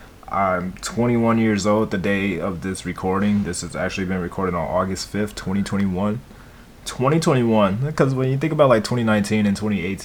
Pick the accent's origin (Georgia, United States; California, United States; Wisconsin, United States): Wisconsin, United States; Milwaukee; I was born to Teresa Bowens and James Williams in Milwaukee, Wisconsin. I lived in Milwaukee, Wisconsin up until I was 7.